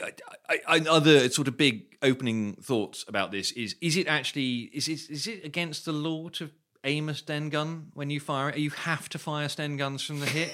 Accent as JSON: {"language": "English", "country": "United Kingdom", "tie": "born or raised there", "said": "I grew up near London in the eighties"}